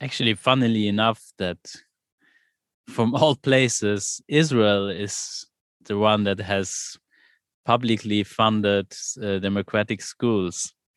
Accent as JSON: {"language": "English", "country": "Luxembourg", "said": "I'm from Luxembourg and there is no democratic school in Luxembourg"}